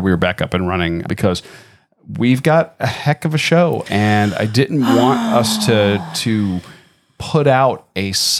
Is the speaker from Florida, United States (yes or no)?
yes; Tampa, Florida, United States; moved away; my hometown, Tampa, Florida.